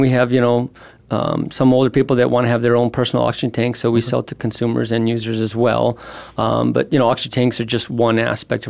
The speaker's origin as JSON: {"language": "English", "town": "Phoenix", "region": "Arizona", "country": "United States", "tie": "born or raised there", "also_born_or_lived": "San Diego, California", "moved": "as an adult", "said": "I grew up in Phoenix and Scottsdale. Went to Chaparral, graduated from ASU. So this is, you know, my hometown."}